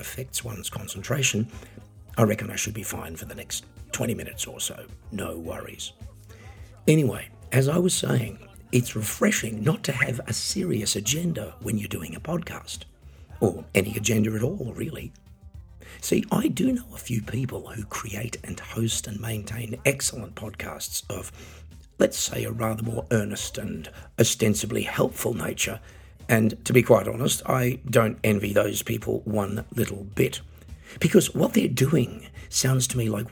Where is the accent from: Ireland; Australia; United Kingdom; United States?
Australia; now in Germany; I'm an Australian singer, songwriter and piano entertainer, living in Germany